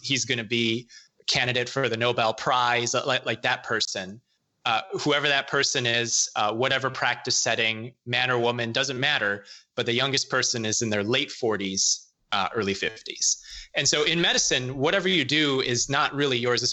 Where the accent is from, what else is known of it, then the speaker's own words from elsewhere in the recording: Illinois, United States; moved away as an adult; grown up, born and raised in Illinois